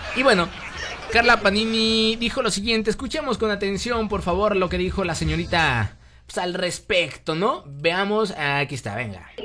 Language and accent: Spanish; Mexico; yo como mexicano